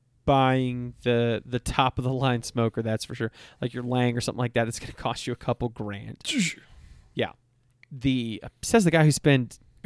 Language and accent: English; Texas, United States; except for I'm from Texas and I wanted to smoke a brisket